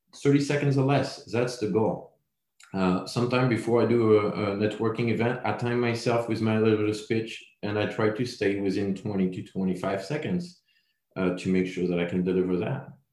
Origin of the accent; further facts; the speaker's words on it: France; accent: French; English is a second language; moved away; my French accent